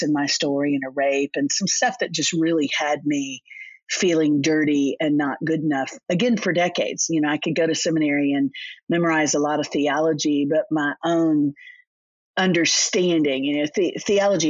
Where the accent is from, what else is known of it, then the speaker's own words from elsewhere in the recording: Orlando, Florida, United States; moved away as an adult; now in Nashville, United States; I grew up in Orlando, Florida